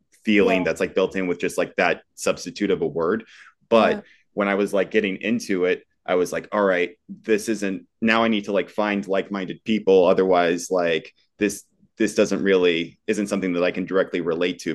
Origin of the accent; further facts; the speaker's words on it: Phoenix, Arizona, United States; I grew up in Phoenix and I still live in Phoenix